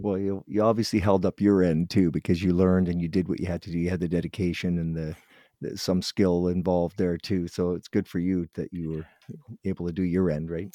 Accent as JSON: {"language": "English", "town": "Guelph", "region": "Ontario", "country": "Canada", "moved": "yes", "said": "I'm from Guelph, but we moved out here many years ago"}